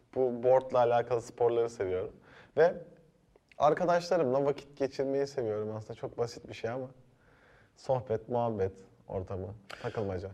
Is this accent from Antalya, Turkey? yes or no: yes; Antalya, Turkey; moved away as an adult; also born or lived in Ankara / Erzurum; now in Istanbul, Turkey; ben e, Antalya'da büyüdüm